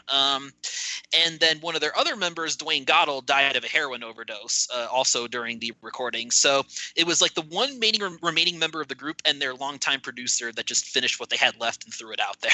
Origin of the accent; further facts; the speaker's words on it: Cleveland, Ohio, United States; I'm from the Cleveland area myself. Actually, lived there most of my life